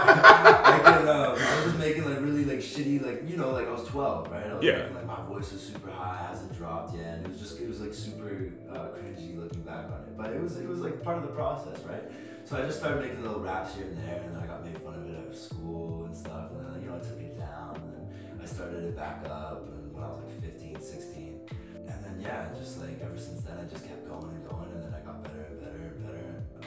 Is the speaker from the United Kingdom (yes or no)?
no; Mission, British Columbia, Canada; also born or lived in Langley, British Columbia; I was born in Langley, March 23rd, 2000. And then when I was 3 years old, I moved to Mission. And then I've been there ever since.